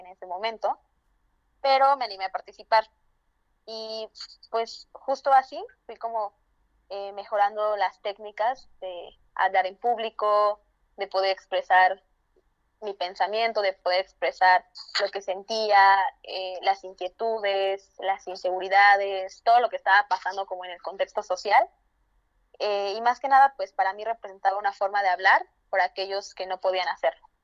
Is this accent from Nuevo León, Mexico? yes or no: no; Santiago Matatlán, Oaxaca, Mexico; first language Zapotec; Spanish is a second language; now in Mexico City, Mexico